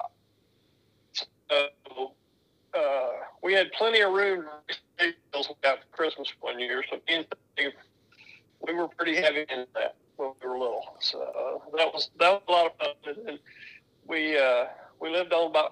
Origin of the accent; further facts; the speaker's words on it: Bartlett, Tennessee, United States; I'm Bartlett, Tennessee, actually. But I've lived here in the Memphis area my whole life.